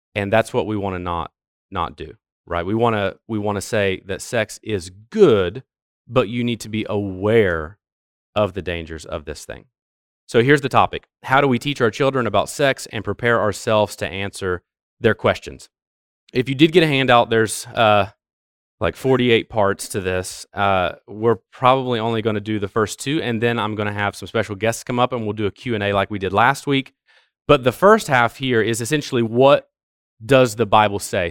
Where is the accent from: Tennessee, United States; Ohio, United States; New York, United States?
Ohio, United States; moved away; I'm from Ohio